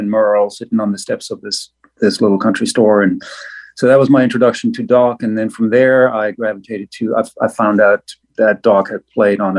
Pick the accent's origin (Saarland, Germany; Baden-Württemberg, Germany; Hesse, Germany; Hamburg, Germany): Baden-Württemberg, Germany; Black Forest; English is a second language; moved away as an adult; now in United States; I was born in the Black Forest of Germany and raised by wolves there